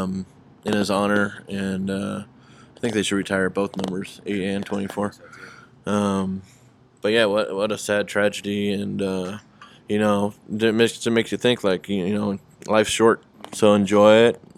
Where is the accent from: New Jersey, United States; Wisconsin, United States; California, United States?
California, United States; Long Beach; proud to be from Long Beach